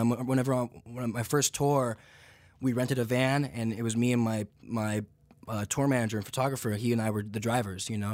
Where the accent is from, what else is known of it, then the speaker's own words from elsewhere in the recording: Santa Clarita, California, United States; also born or lived in Santa Monica / Atlanta; I was born in Santa Monica. I grew up just north in Santa Clarita